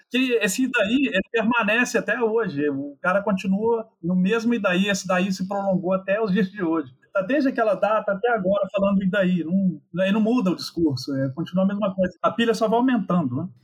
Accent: Manhuaçu, Minas Gerais, Brazil; moved away; eu nasci em Manhuaçu

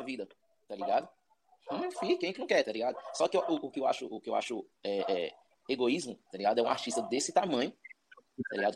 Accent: Ceilândia, Federal District, Brazil; now in Águas Claras, Brazil; nascido e criado na Ceilândia, atualmente estou morando em Águas Claras

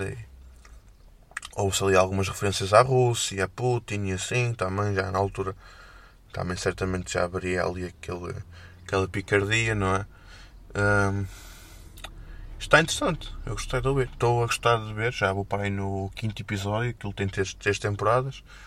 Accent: Felgueiras, Norte, Portugal; sou Felgueiras

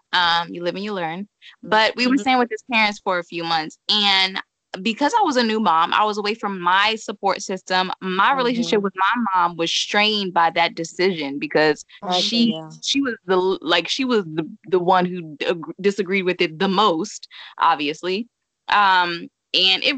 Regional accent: Maryland, United States; moved away as an adult; also born or lived in Cincinnati, Ohio; I'm from Maryland. I literally packed up my life, moved to Cincinnati

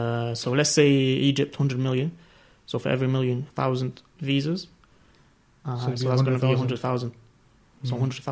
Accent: Libya; I'm from Libya. Libya, there's 6 million people.

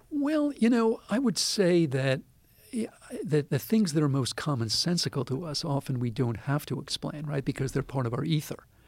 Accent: United States; I'm this American

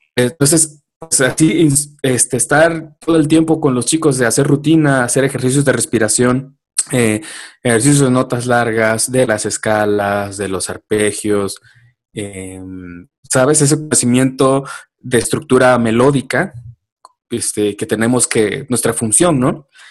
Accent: Oaxaca, Mexico; now in Mexico City, Mexico; allá en mi pueblo, en Oaxaca

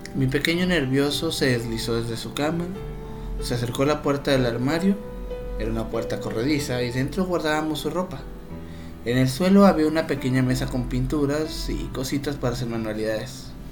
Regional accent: northern Mexico, Mexico; como todo norteño no me podían faltar mis tortillas de harina

